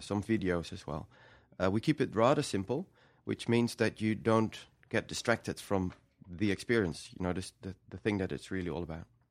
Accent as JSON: {"language": "English", "country": "Netherlands", "said": "we're from the Netherlands"}